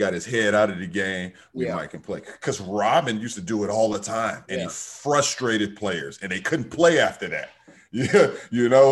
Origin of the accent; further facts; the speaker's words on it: Chicago, Illinois, United States; South side Chicago